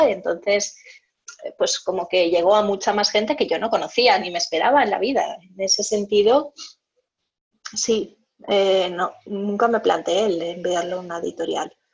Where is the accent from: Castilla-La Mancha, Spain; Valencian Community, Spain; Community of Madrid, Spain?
Valencian Community, Spain; Valencia; nací en Valencia, eh, hace 38 años